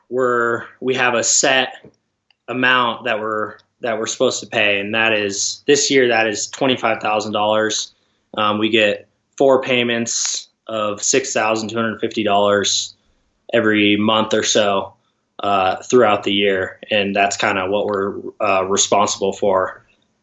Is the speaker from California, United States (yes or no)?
no; Gresham, Oregon, United States; I'm from outside of Portland, Oregon, Gresham, Oregon. Grew up skiing at Mount Hood